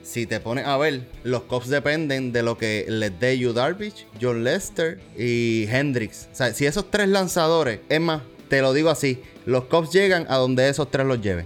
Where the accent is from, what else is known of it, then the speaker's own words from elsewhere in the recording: Puerto Rico; nosotros somos puertorriqueños